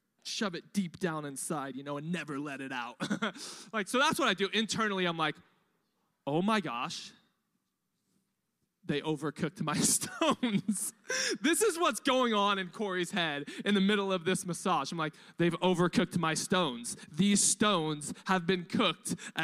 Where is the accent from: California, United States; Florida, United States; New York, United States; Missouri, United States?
California, United States; Riverside; now in Temecula, United States; I grew up in East Riverside on welfare